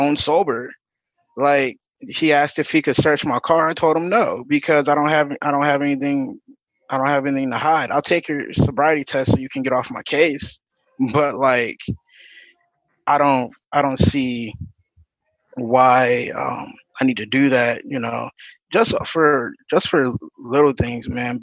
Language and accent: English; Akron, Ohio, United States; I'm from Akron, Ohio.